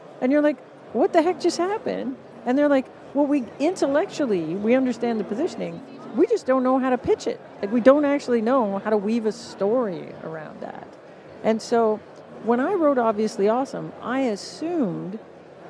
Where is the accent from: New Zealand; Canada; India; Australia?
Canada; accent: Canadian; my glorious Canadian accent